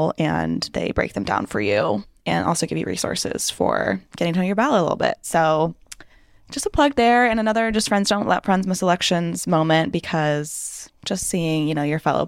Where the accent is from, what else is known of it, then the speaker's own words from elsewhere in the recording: Los Gatos, California, United States; now in San Francisco, United States; I grew up in the South Bay in Los Gatos, and I live in San Francisco now